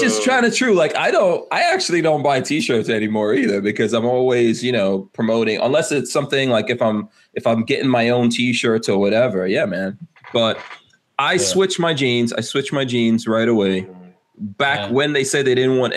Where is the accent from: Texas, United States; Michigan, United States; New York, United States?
New York, United States; I grew up in New York